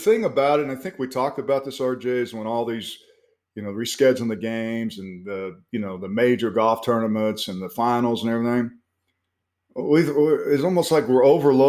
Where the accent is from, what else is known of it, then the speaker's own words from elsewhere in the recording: Oklahoma, United States; And, you know, I grew up in Oklahoma where we didn't have hockey.